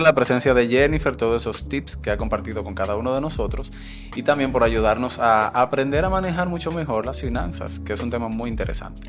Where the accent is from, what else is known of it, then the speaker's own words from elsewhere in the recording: Dominican Republic; Nosotros como dominicanos somos muy amables, muy hospitalarios y nos gusta ayudar